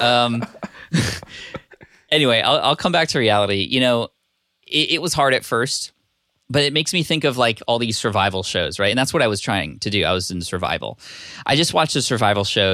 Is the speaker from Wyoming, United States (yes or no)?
no; California, United States; also born or lived in Connecticut / Berkeley; now in San Diego, United States; I spent most of my life in California, but I was born in Connecticut.